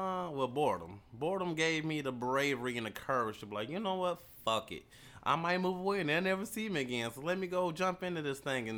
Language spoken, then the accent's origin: English; the North, United States; now in Kentucky, United States; I'm a Yankee. That's what they call me.